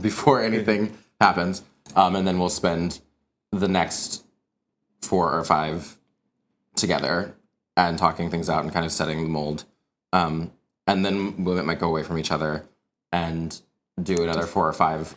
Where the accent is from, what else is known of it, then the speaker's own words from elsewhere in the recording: Wichita, Kansas, United States; moved away; I'm originally from Kansas, um, and in Wichita, actually, where I'm from, it has an amazing arts community, which I'm very much still a part of in ways that I'm a product of it.